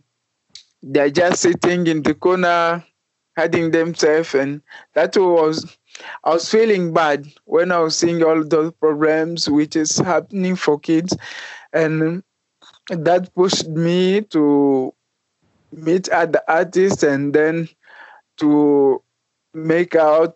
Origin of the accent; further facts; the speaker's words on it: DR Congo; moved away; I came from DRC, Republic Democratic of Congo